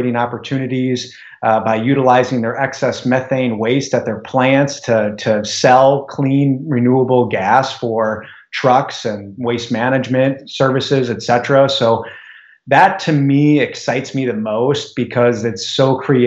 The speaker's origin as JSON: {"language": "English", "region": "Minnesota", "country": "United States", "tie": "born or raised there", "said": "when I grew up in Minnesota, both my parents worked in public entities"}